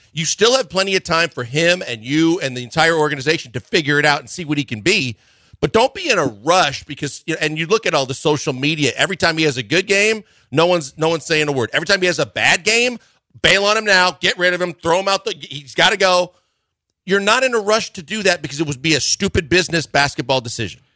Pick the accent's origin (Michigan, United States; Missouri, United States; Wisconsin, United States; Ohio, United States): Wisconsin, United States; I'm from Wisconsin